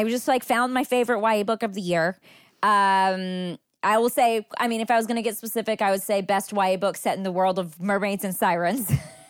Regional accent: Texas, United States; I think I grew up in Texas in the 90s, and so this book really hit home for me

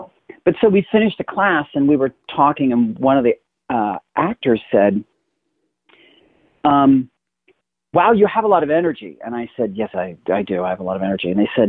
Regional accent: Inglewood, California, United States; I'm actually from California. I was born here, where I am right now. And I was born in Inglewood, California. And then we lived all over Southern California until I was about 10 when my parents divorced.

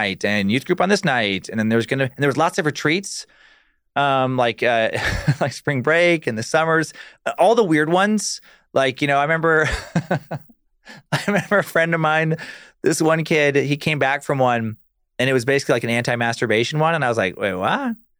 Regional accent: Riggins, Idaho, United States; also born or lived in Alaska; when I was born in Riggins, we went to Alaska for a while, followed my dad's work

